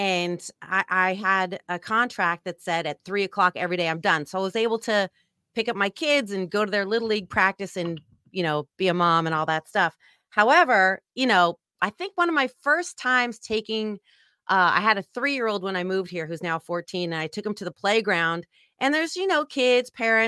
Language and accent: English; San Francisco, California, United States; as you mentioned, I grew up in San Francisco.